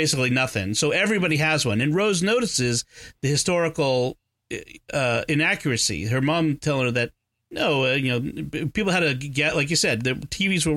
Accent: Boston, Massachusetts, United States; I'm from Boston. I say idea

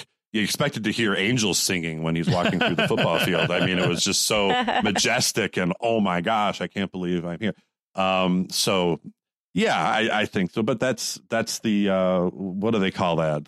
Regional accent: Buffalo, New York, United States; now in Columbus, United States; I'm from Buffalo, but I live in Columbus now

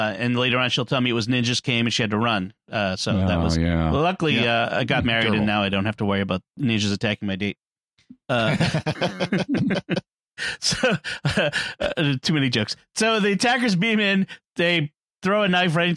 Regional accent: Boston, Massachusetts, United States; It's Boston. It's my hometown.

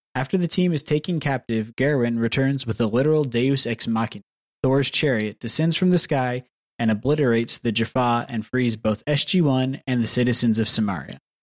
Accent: the South, United States; I'm from the South

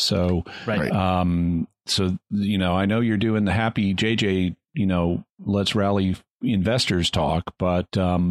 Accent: Midwest, United States; I'm not from Missouri, but I'm from near there

